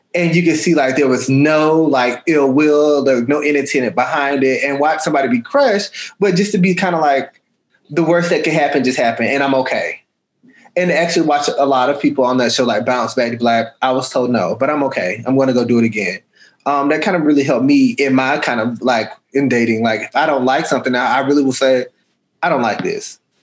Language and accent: English; Atlanta, Georgia, United States; I'm from Atlanta